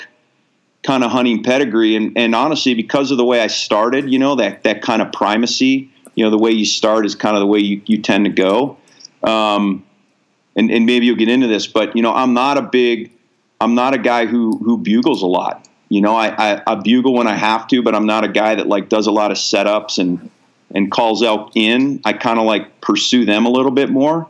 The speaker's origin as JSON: {"language": "English", "region": "Ohio", "country": "United States", "tie": "born or raised there", "also_born_or_lived": "Alaska", "moved": "yes", "said": "I grew up in Ohio"}